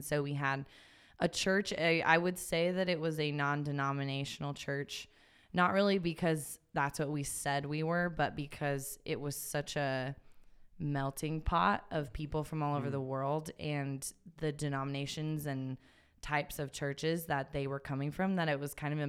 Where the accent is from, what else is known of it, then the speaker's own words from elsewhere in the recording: Idaho, United States; And then since I was from Idaho, I ended up coming back and being a student at Northwest Nazarene University, which is here in Nampa.